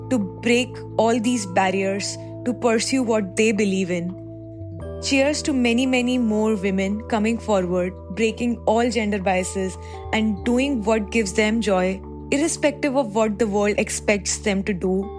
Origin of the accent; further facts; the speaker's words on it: India; Coming from a tier 2 city of India